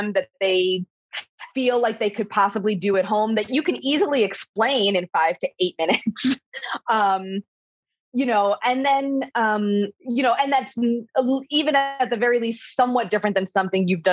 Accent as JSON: {"language": "English", "region": "New Jersey", "country": "United States", "said": "I'm from North Jersey."}